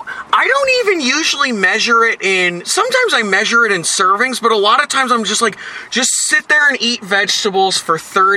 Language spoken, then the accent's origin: English; Puyallup, Washington, United States; Yeah, I'm from Puyallup.